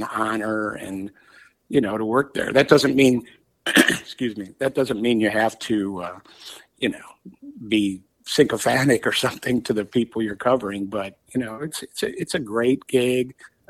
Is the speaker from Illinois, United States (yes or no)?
yes; Illinois, United States; moved away as an adult; also born or lived in Florida; now in Washington, D.C., United States; worked at little papers, one in LaSalle, Illinois, very close to my hometown.